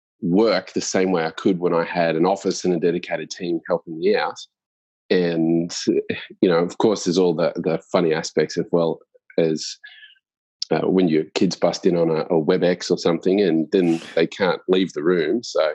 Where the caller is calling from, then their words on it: Sydney, New South Wales, Australia; I'm calling in from Sydney. So I've moved to Sydney